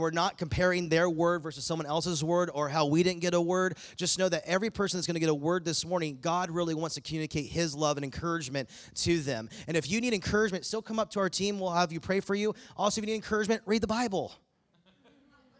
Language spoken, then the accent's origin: English; East Coast, United States; now in Bakersfield, United States; I'm from the East Coast